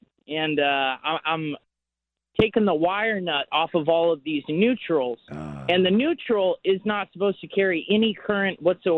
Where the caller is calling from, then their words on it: Chino Hills, California, United States; Chino Hills.